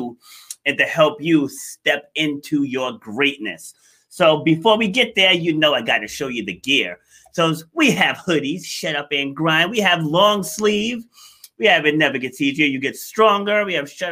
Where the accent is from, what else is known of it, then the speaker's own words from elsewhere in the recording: New York, United States; I was actually born in New York. I was born in Far Rockaway.